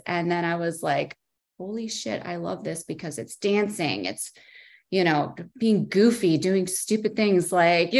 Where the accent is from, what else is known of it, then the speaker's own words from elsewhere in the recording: Chicago, Illinois, United States; moved away as an adult; also born or lived in Las Vegas, Nevada; I'm from the Chicago area